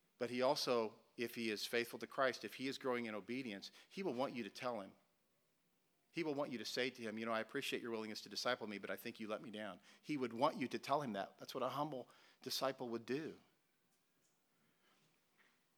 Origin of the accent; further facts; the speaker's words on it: Joplin, Missouri, United States; We were in Joplin, Missouri, my hometown